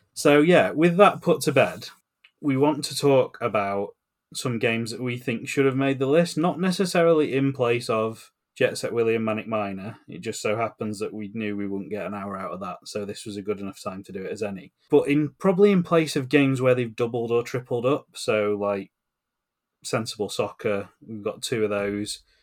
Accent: England, United Kingdom; we grew up in England

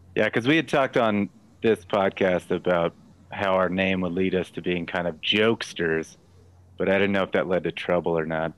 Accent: Texas, United States; moved away; also born or lived in Los Angeles; I also am from Texas

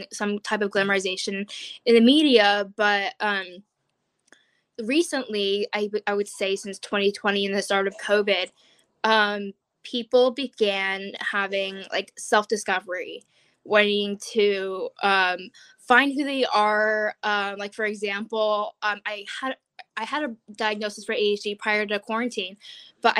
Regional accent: Oregon, United States; I'm a junior from Oregon

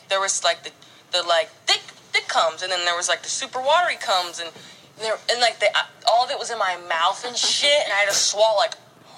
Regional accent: Indiana, United States; I'm from Indiana, and literally just fuck everybody.

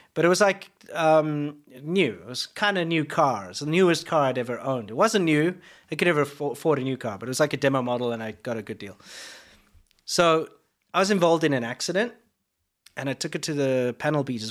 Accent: South Africa; now in United States; as a South African

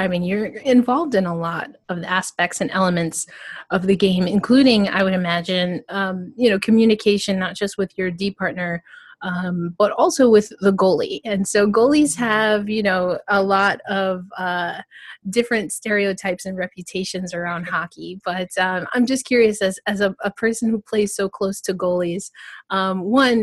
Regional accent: East Coast, United States; I'm from the East Coast

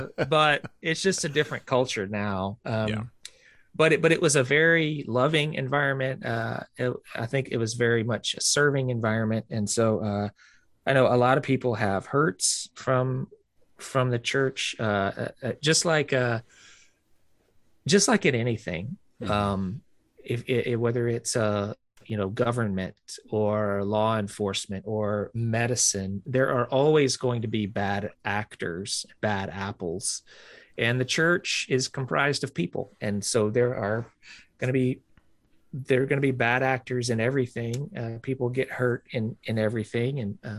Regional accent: the South, United States; we were real active growing up in the South. I grew up in a Southern Baptist church

